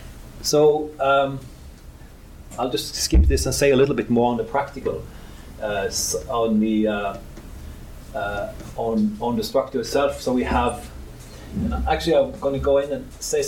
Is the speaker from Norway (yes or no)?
yes; Norway; I'm from Norway